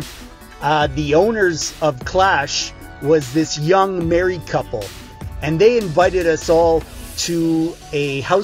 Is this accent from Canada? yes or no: yes; Canada; I'm from Canada.